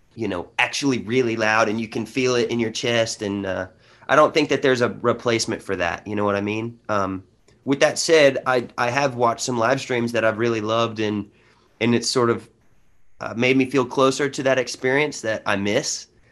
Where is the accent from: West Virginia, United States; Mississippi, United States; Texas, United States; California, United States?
Texas, United States; Honey Grove; also born or lived in Paris, Texas; I come from a small town in Texas of 1,700 people